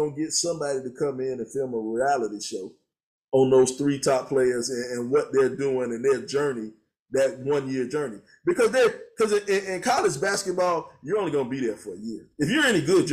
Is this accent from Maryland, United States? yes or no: no; South Carolina, United States; We're from South Carolina